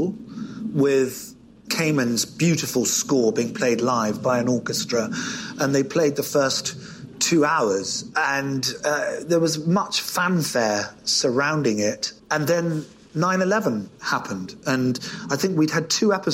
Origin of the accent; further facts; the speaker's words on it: United Kingdom; I'm British